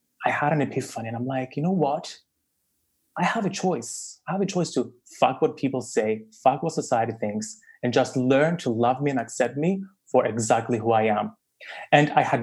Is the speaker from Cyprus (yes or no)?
yes; Cyprus; I was born in Cyprus, a little island in the Mediterranean